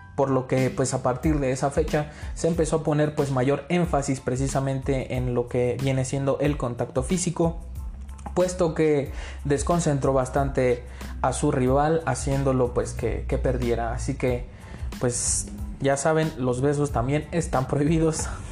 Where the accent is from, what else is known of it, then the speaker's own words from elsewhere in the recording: Mexico; soy mexicano